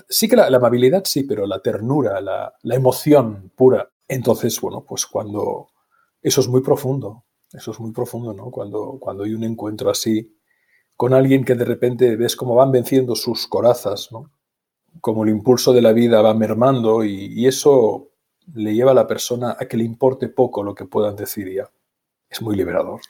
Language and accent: Spanish; Barcelona, Catalonia, Spain; yo nací en Barcelona, en el centro de la ciudad de Barcelona